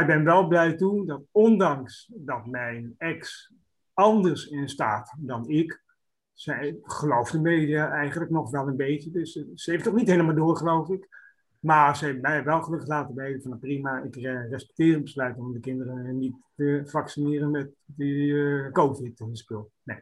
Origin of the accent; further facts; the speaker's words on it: Roosendaal, North Brabant, Netherlands; Ik kom zelf uit Roosendaal